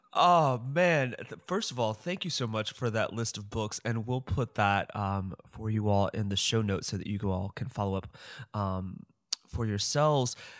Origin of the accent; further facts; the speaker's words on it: St. Louis, Missouri, United States; I'm from St. Louis